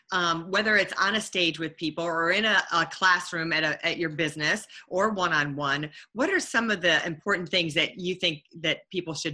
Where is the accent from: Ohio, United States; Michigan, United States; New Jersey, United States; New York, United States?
Michigan, United States; Detroit; you know, I was from Detroit.